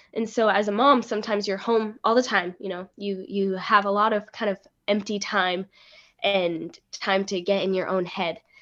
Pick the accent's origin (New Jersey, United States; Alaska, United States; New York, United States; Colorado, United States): Alaska, United States; moved away as an adult; also born or lived in Rexburg, Idaho / Ohio; now in Maryland, United States; I was born and raised in Alaska